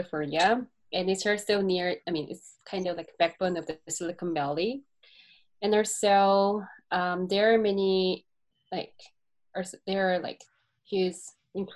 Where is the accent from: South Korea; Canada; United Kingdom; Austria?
South Korea; Seoul; English is a second language; now in United States; I'm from South Korea, especially Seoul